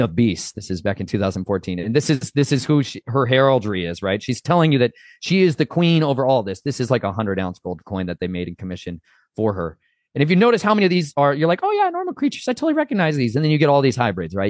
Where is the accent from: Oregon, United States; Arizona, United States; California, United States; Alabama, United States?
Arizona, United States; I grew up down in Arizona